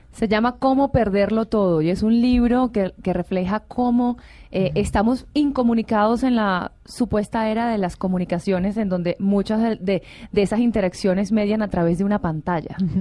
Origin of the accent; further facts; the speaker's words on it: Venezuela; yo como venezolana